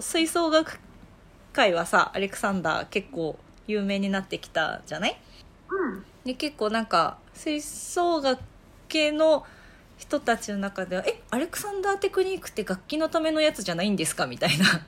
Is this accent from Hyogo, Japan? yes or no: no; Kanazawa, Ishikawa, Japan; moved away as an adult; now in Tokyo, Japan; 出身は金沢なんだけど、えっと、大学生から東京に出てきて